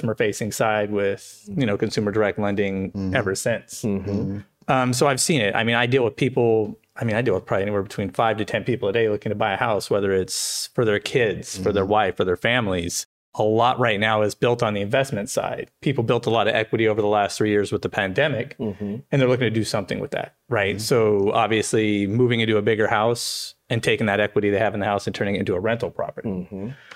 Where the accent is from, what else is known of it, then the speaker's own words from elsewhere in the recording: San Bernardino, California, United States; Born and raised in San Bernardino.